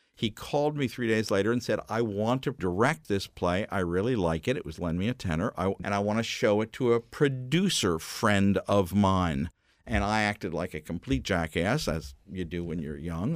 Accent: York, Pennsylvania, United States; I was growing up in York, Pennsylvania, little York in the Amish country

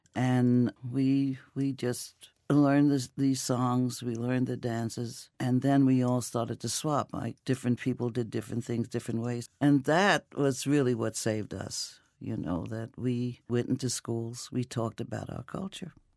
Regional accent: New York City, New York, United States; I grew up, uh, in an Italian neighborhood, a native in an Italian neighborhood in Brooklyn.

